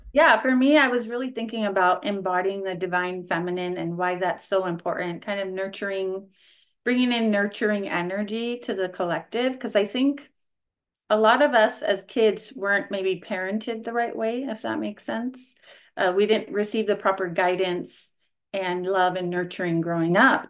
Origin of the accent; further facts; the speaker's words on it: California, United States; I am from California